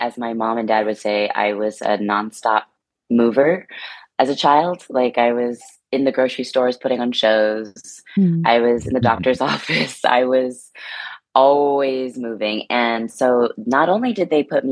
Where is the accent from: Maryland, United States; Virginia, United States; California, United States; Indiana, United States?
California, United States; I'm from California.